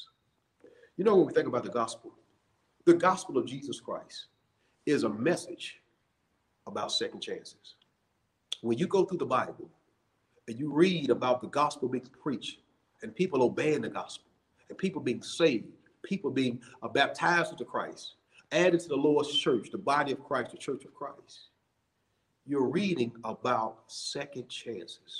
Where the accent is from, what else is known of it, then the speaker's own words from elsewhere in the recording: Montgomery, Alabama, United States; I grew up in Montgomery, Alabama